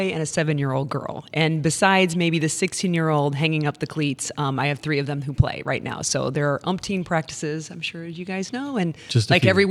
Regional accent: Fenton, Missouri, United States; I grew up in Fenton, so I played for St. Paul

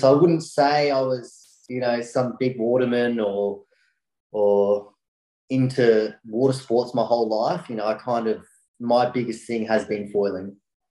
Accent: Brisbane, Queensland, Australia; I came from Brisbane, which is about an hour and a half away from either Gold Coast or Sunshine Coast, if people are looking on the map.

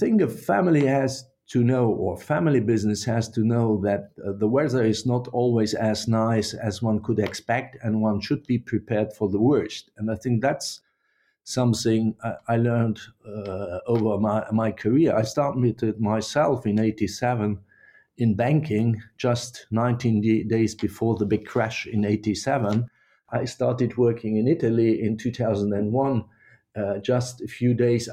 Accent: Luxembourg; moved away as an adult; I was born in Luxembourg, and growing up in Luxembourg was always, for me, I would say, my roots

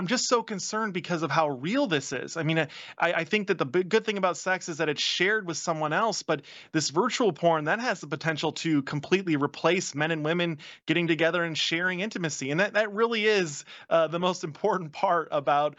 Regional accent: Virginia, United States; my home state of Virginia, where I live now.

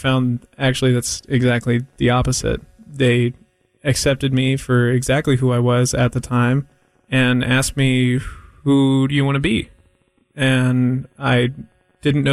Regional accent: Raleigh, North Carolina, United States; I was born in Raleigh

